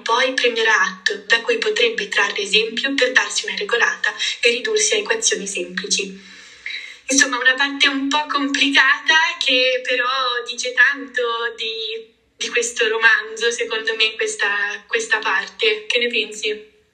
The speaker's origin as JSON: {"language": "Italian", "region": "Liguria", "country": "Italy", "said": "da buona e fedele Liguria"}